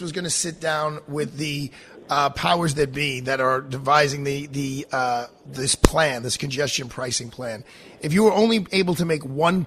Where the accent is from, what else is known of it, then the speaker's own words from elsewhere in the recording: New York City, New York, United States; as a New Yorker